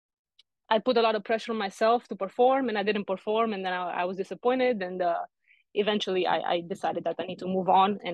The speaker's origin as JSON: {"language": "English", "town": "Arad", "region": "Arad County", "country": "Romania", "tie": "born or raised there", "said": "I was born in Romania in the 90s, the best period in my opinion to be born. So I grew up there in a small city called Arad, close to Hungary"}